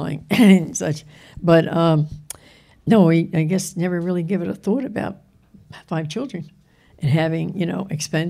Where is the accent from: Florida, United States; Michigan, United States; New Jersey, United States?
Florida, United States; I come from Florida.